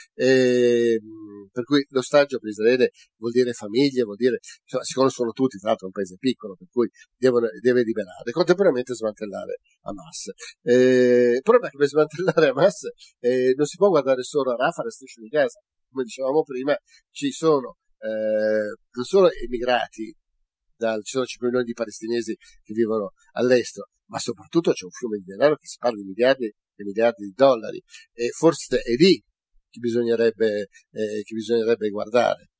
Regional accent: Italy; sono un cittadino italiano

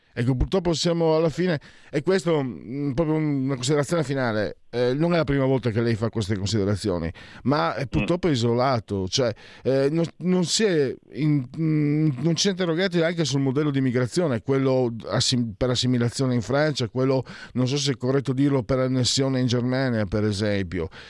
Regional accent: San Vito al Tagliamento, Friuli-Venezia Giulia, Italy; io che tra l'altro sono di Servito Tagliamento e non di Pordenone

